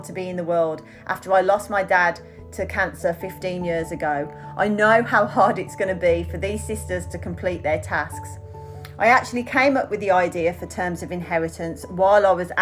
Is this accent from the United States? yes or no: no; Birmingham, West Midlands, United Kingdom; accent: Birmingham Brummy; moved away as an adult; now in Australia; I emigrated to Australia 17 years ago when I was 25, and my Birmingham Brummy accent is sticking.